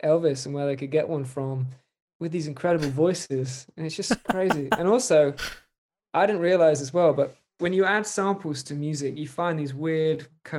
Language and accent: English; East of England, United Kingdom; And then also where I grew up in Norfolk in the UK, there's a beautiful coastline there.